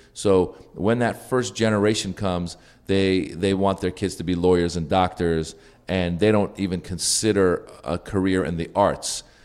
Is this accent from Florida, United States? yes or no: no; Northern California, United States; I grew up in Northern California